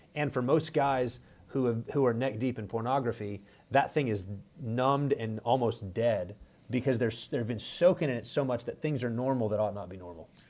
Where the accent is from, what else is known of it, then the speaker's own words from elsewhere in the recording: West Texas, United States; moved away as an adult; now in Minneapolis, United States; I'm originally from West Texas. Uh, grew up there